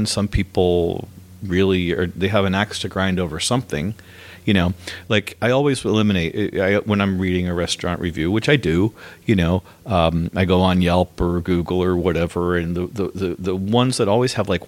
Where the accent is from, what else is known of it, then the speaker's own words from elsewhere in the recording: New Haven, Connecticut, United States; now in Los Angeles, United States; I'm from New Haven, Connecticut, which is Pizza Town, USA.